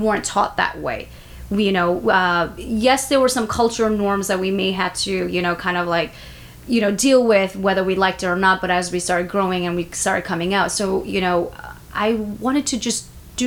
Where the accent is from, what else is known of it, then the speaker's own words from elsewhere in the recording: Bangladesh; I'm from Bangladesh